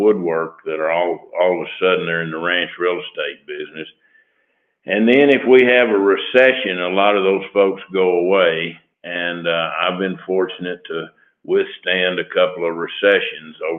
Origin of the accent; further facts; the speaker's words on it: Lubbock, Texas, United States; I was born in Lubbock, been here all my life